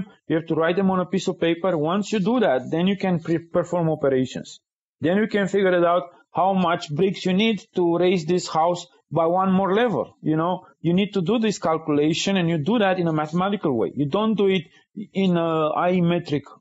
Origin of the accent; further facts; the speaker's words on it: Romania; moved away as an adult; now in United States; in Romania, I grew up in communism.